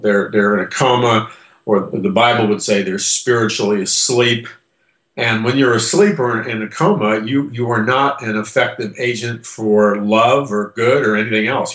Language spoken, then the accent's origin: English; United States; I'm an American